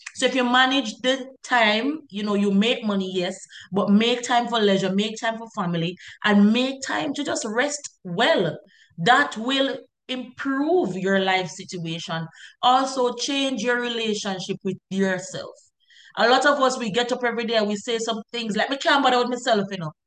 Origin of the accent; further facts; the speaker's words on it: Jamaica; I'm a Jamaican and we're all Jamaicans